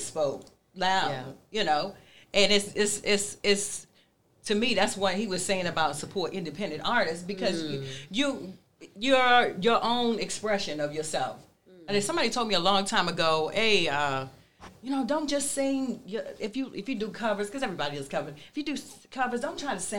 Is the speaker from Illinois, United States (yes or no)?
no; Baltimore, Maryland, United States; I'm from Baltimore